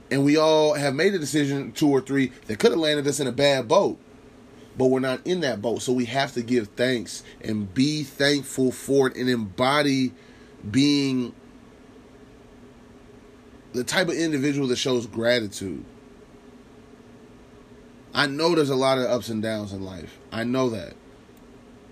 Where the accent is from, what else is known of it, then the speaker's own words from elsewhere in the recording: Lincoln, United States; I'm from Lincoln